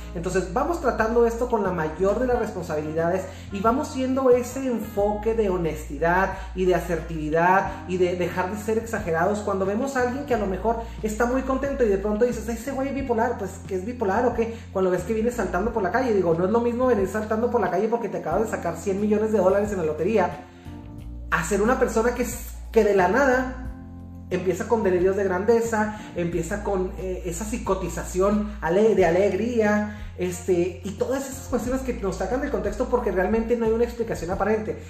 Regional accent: Chihuahua, Mexico; soy de Chihuahua, I come from Chihuahua, Mexico

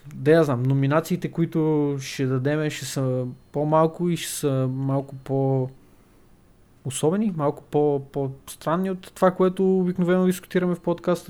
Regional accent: Bulgaria; ние нали, сме българи

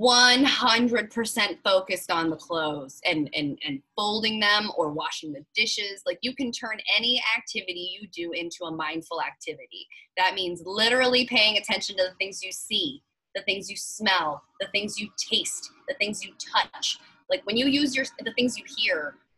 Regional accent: Pennsylvania, United States; I'm from Pennsylvania.

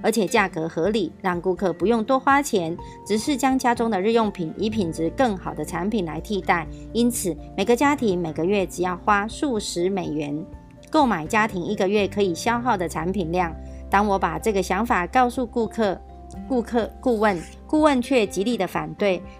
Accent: Miaoli, Miaoli County, Taiwan; 今天要为大家导读的主题是建立朴实、平易、持续一生的事业。

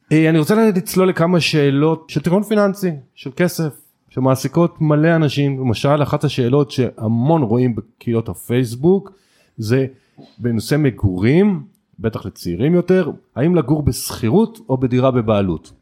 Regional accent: Israel; המנטליות שלנו כישראלים

